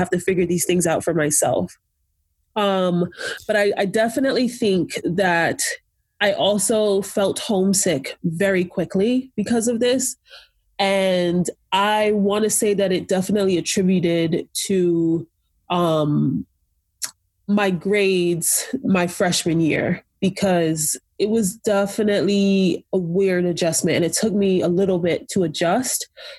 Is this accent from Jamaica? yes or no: yes; Jamaica; also born or lived in Nigeria; So like, so again, being Jamaican and Nigerian, I remember looking for a place that had like good African food